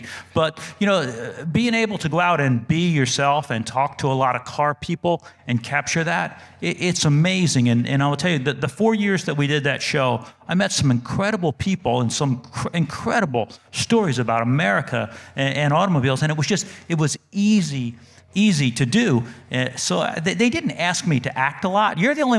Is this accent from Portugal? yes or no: no; New Jersey, United States; born there; accent: New Jersey; I was born in New Jersey. I've been in North Carolina over 30 years, so I've kind of lost the New Jersey accent, but I had to go back to my New Jersey accent